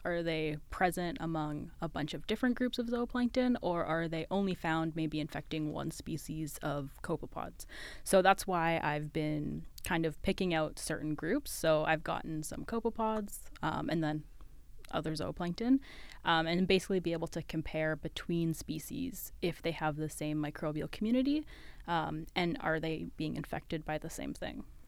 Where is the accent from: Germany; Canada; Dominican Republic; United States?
Canada; West Coast; moved away as an adult; now in London, Ontario, Canada; I'm from the West Coast